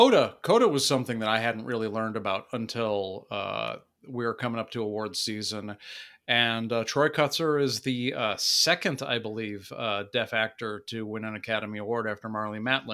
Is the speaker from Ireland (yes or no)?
yes; Ireland; I am Irish, but that movie looks dull as shit.